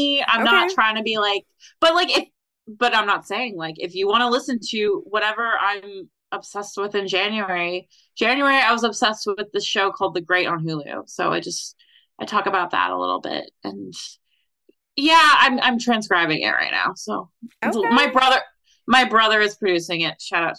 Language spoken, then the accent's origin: English; Somers, United States; born or raised there; now in New York City, United States